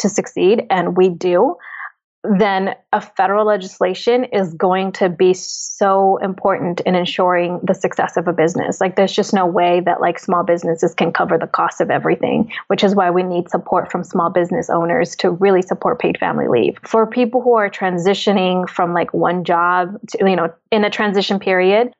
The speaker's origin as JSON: {"language": "English", "region": "Oaxaca", "country": "Mexico", "said": "I'm Oaxacan. I'm indigenous from Mexico."}